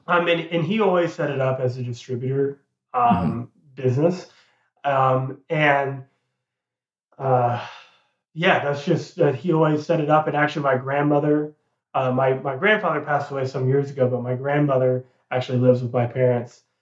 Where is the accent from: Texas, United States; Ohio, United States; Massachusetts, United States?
Texas, United States; moved away as an adult; also born or lived in South Carolina / North Carolina; now in Charlotte, United States; I was born and raised in Texas. All 18 years mm-hmm. of my life was lived in Texas, so I was a Texas guy like through and through